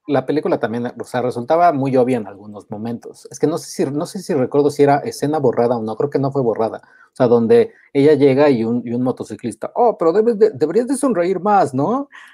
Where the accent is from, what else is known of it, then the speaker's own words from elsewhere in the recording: Mexico; yo de México